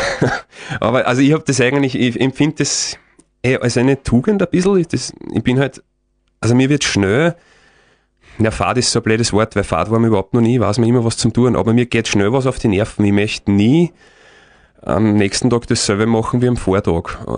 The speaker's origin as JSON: {"language": "German", "region": "Lower Austria", "country": "Austria", "said": "Ich bin halt auch, ich komme aus dem Waldviertel, da ist relativ flach"}